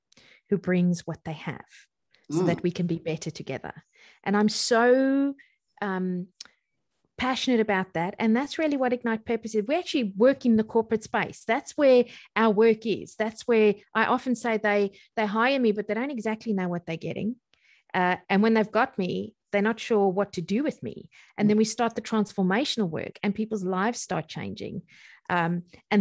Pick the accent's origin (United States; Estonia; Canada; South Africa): South Africa; Port Elizabeth, Eastern Cape; moved away as an adult; now in Australia; I was born in Port Elizabeth, South Africa